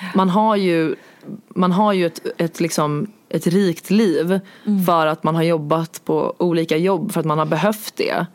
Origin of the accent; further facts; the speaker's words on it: Stockholm, Stockholm County, Sweden; jag kommer från Stockholm